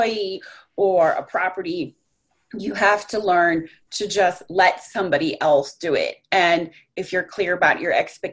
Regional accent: Colorado, United States; moved away as an adult; also born or lived in Orlando; now in South Florida, United States; I grew up in Colorado

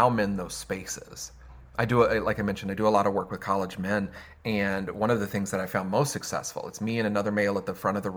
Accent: the South, United States; I'm from the South

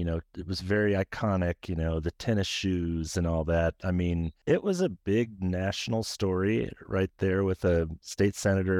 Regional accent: Iowa, United States; my home state of Iowa.

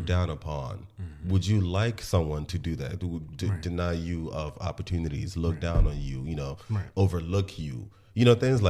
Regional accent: Nigeria; accent: Nigerian; because of where I was born, because I'm Nigerian

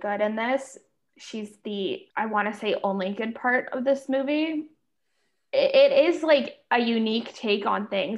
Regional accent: Canada; As a Canadian

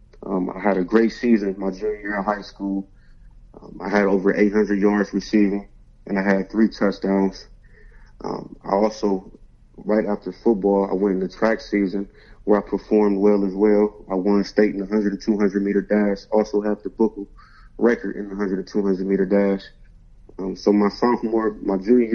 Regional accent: Akron, Ohio, United States; I grew up in Akron, Ohio, the west side of Akron

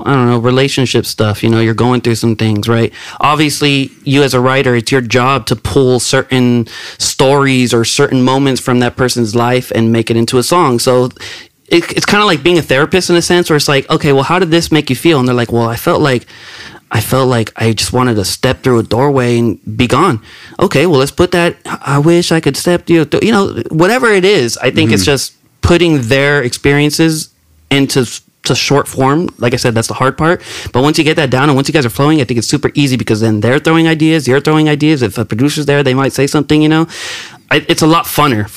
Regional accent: King City, California, United States; moved away as an adult; also born or lived in Salinas, California; now in Humboldt County, United States; if you ask me where you from, King City.

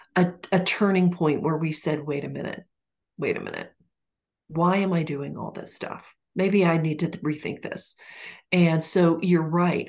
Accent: Ponca City, Oklahoma, United States; moved away; my hometown in Oklahoma

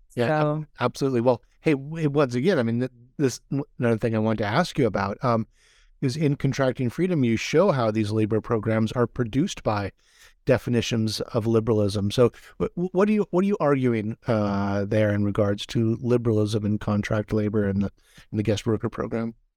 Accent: Hawaii, United States; now in California, United States; I'm from Hawaii and been living in California

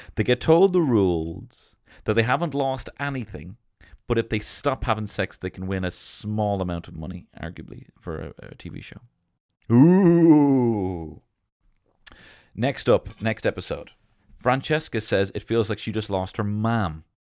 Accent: England, United Kingdom; I'm English

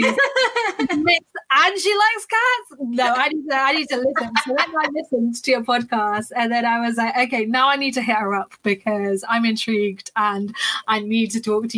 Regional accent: London, United Kingdom; I am from London in the UK, as you can probably hear by my accent.

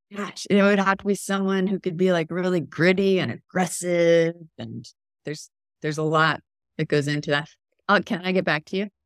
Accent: Texas, United States; moved away; also born or lived in Portland, Oregon; I grew up in Texas

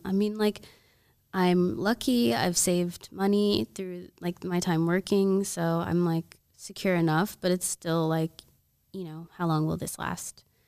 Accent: Oklahoma, United States; moved away; I'm from Oklahoma, and everybody out there is, like, you know, survivalist mentality

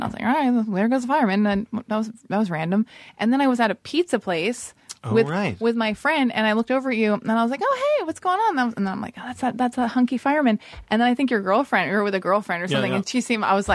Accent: Los Angeles, California, United States; I'm born and raised in Hollywood.

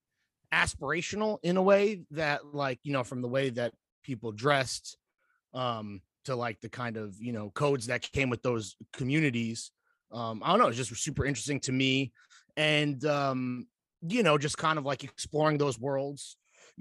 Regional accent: Mahwah, New Jersey, United States; moved away; also born or lived in North Carolina; I am from Mahwah, New Jersey, which is in Bergen County

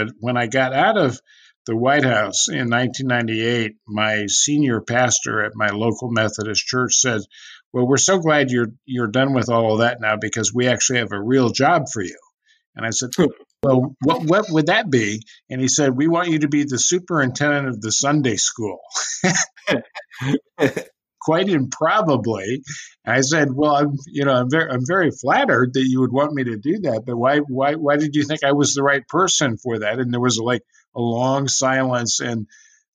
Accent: California, United States; I was growing up in California.

